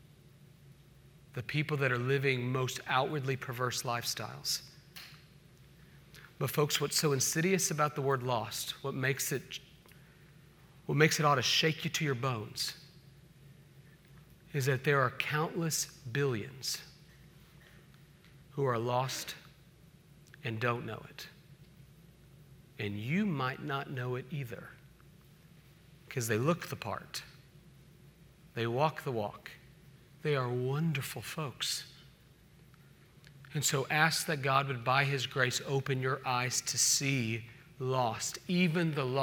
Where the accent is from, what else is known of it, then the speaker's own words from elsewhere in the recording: Oklahoma City, Oklahoma, United States; also born or lived in Independence, Missouri; now in Charlotte, United States; a kid growing up in Oklahoma City